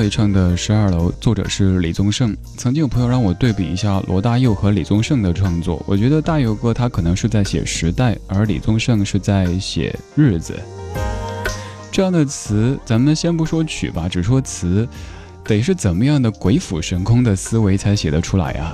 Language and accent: Chinese; Chengdu, Sichuan, China; 我的家乡成都